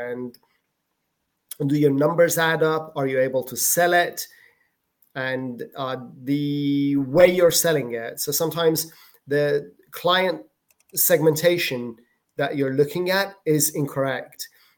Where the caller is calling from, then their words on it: Malaga, Andalusia, Spain; From Spain. This is where I live. South of Spain, Malaga.